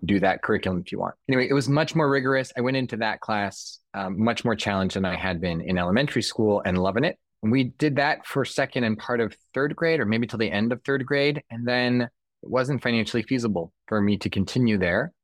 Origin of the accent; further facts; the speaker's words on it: Southern California, United States; moved away as an adult; now in New York, United States; So I grew up in Southern California.